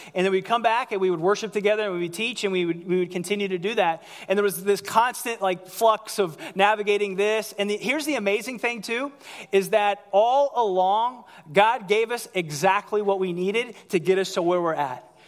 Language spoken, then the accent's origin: English; United States